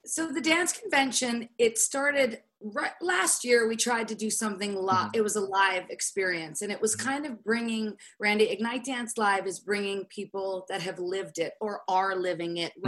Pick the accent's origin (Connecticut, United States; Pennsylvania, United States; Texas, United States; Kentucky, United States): Pennsylvania, United States; Pittsburgh; moved away; my hometown, Pittsburgh